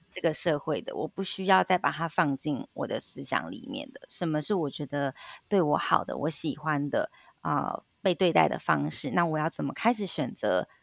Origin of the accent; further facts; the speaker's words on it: Taiwan; 我们台湾人的反应